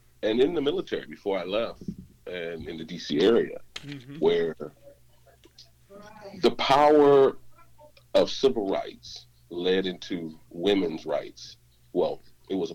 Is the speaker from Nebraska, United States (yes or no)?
no; St. Louis, Missouri, United States; moved away as an adult; also born or lived in Washington, D.C. area; I'm from St. Louis.